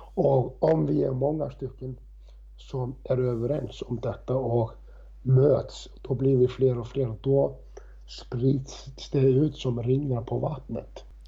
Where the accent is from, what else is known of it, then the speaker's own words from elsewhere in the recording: Reykjavik, Capital Region, Iceland; moved away; när jag jobbade i Reykjavik, i, i stallsamhället Faukur där, där jag är uppvuxen